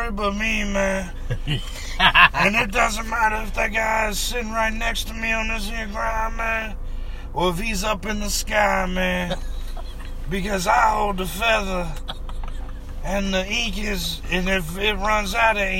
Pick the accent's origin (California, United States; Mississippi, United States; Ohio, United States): Mississippi, United States; we're from Mississippi